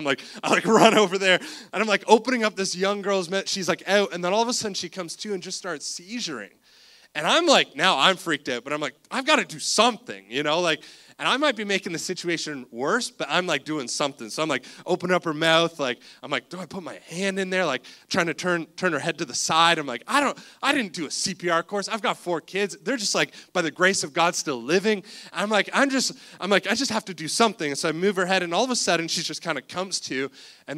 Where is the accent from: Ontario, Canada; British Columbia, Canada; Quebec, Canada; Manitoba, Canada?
Ontario, Canada; Cobourg; we grew up in Cobourg, Ontario